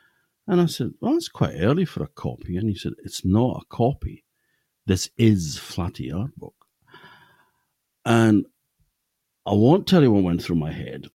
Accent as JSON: {"language": "English", "area": "Orkney", "region": "Scotland", "country": "United Kingdom", "tie": "born or raised there", "said": "born on a small farm called Valdegar, down by the sea"}